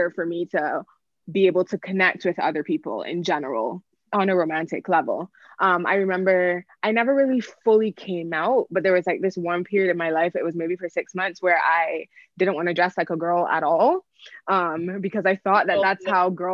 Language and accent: English; Barbados; I grew up in the Caribbean, I grew up in Barbados